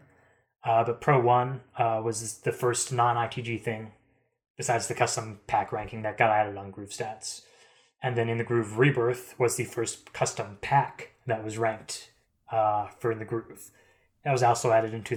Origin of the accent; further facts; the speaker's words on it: East Coast, United States; I'm from the East Coast.